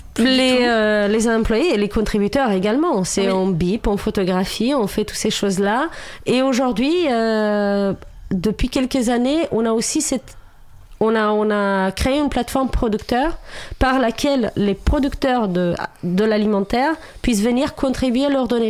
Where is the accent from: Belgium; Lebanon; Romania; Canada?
Romania; French is a second language; moved away as an adult; now in France; moi, je viens de Roumanie, à la base, je suis roumaine.